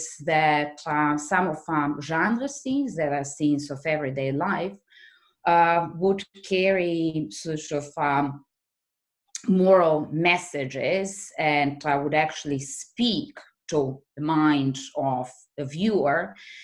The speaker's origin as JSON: {"language": "English", "town": "Belgrade", "country": "Serbia", "tie": "born or raised there", "also_born_or_lived": "Utrecht", "moved": "yes", "said": "back in Belgrade, which is my hometown"}